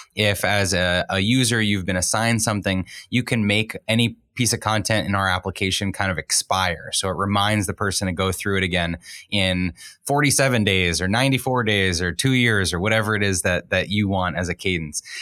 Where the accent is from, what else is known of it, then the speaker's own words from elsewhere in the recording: Boston, Massachusetts, United States; I grew up in the Boston area